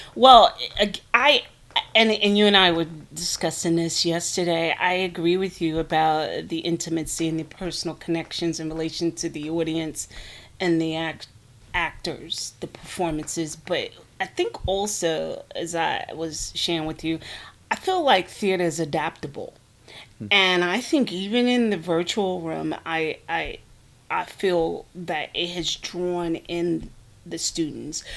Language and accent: English; Newark, New Jersey, United States; moved away as an adult; also born or lived in Bucksport, South Carolina; now in South Carolina, United States; I was born and raised in Newark, New Jersey